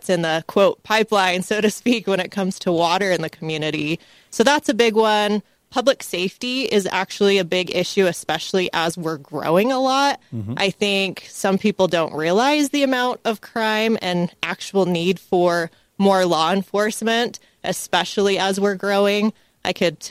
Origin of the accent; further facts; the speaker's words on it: St. George, Utah, United States; I'm from here. I grew up in St. George, and I absolutely love it here